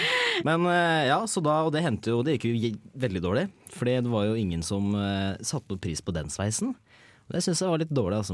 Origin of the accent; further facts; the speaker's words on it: Hedmark, Innlandet, Norway; moved away as an adult; now in Trondheim, Norway; Jeg kommer fra Hedmark. Dypeste skauen i Hedmark.